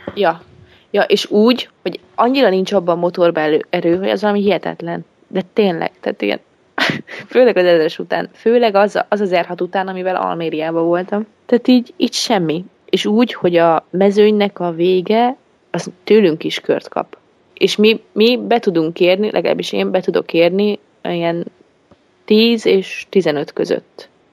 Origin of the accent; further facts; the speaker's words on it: Great Hungarian Plain, Hungary; Hát alföldi lány vagyok